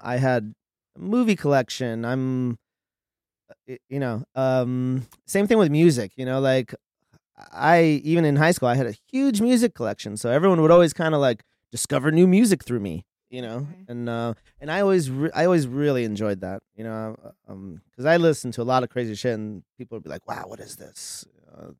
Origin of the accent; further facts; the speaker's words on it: Los Angeles, California, United States; also born or lived in Miami, Florida / San Fernando Valley; my mom like relocated to LA when I was like a year old, and I grew up out here in Hollywood